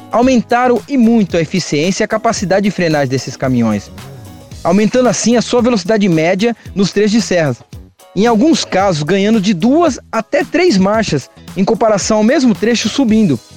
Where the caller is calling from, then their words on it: Suzano, São Paulo, Brazil; sou de Suzano, São Paulo, mas trabalho na região de Campinas.